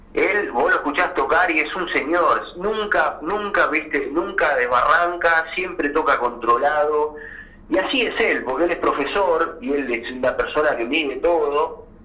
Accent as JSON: {"language": "Spanish", "town": "Azul", "region": "Buenos Aires Province", "country": "Argentina", "tie": "born or raised there", "also_born_or_lived": "Barría (birthplace, likely garbled)", "said": "yo nací en Barría, pero me crié en Azul, que es una ciudad ahí, aledaña"}